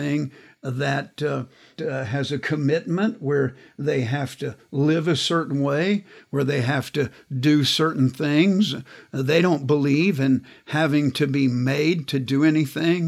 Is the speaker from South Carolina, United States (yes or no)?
no; Kansas, United States; I grew up in Kansas.